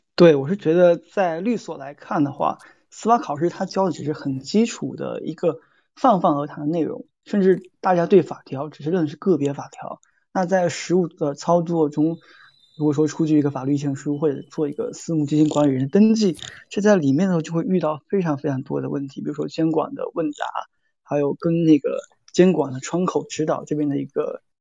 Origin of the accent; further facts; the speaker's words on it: Fujian, China; moved away as an adult; also born or lived in Xiamen; now in Shanghai, China; 作为一个福建人，我是比较怕冷的。我觉得来上海之后